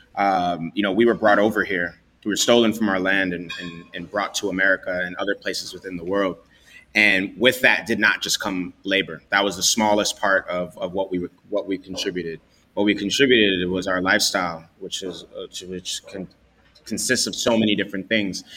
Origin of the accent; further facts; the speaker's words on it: New York City, New York, United States; growing up in the Bronx